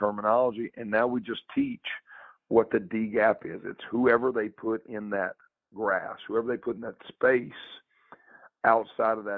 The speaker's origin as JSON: {"language": "English", "region": "the South", "country": "United States", "tie": "born or raised there", "said": "growing up in the South and growing up kind of in that Bible Belt"}